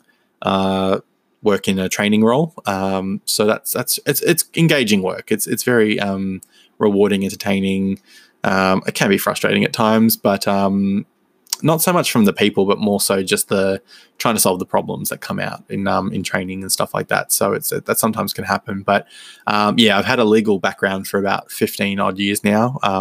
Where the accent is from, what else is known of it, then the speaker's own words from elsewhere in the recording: Melbourne, Victoria, Australia; born and raised in Melbourne, Victoria, in Australia